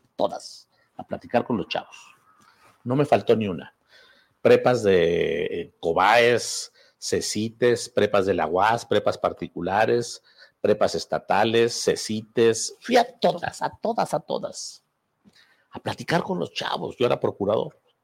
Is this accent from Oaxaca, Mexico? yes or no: no; Zacatecas, Mexico; antes de venir a mi tierra de magistrado